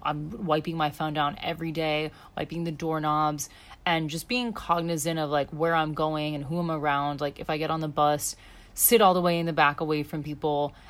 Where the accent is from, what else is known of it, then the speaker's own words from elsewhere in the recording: United States; moved away as an adult; now in Australia; being an American